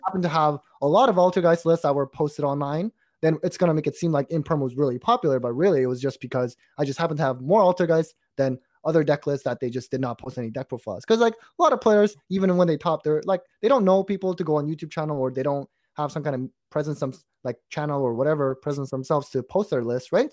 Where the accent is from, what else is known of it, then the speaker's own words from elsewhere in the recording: Canada; we're from Canada